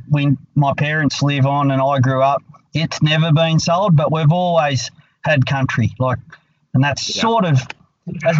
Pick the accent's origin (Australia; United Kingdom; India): Australia; Scone, New South Wales; I was born and bred in Scone. I am local.